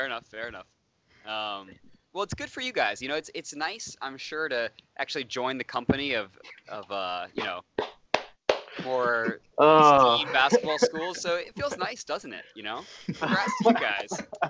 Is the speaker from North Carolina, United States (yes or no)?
yes; Raleigh, North Carolina, United States; Yeah, so I grew up in Raleigh, North Carolina, right down the road.